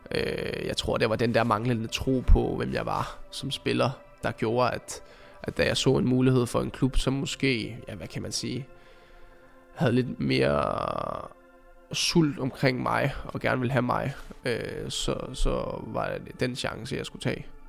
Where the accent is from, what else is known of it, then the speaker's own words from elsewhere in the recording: Copenhagen, Capital Region of Denmark, Denmark; moved away; jeg kommer ud fra Amager og boede derude dengang